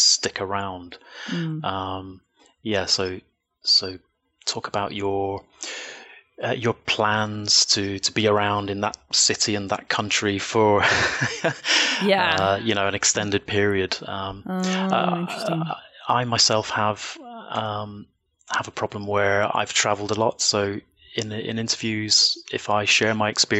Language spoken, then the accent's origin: English; Birmingham, West Midlands, United Kingdom; now in Peru; So I'm from England. I was born in a city called Birmingham, second biggest city in the UK. And I'm currently living in South America in Peru.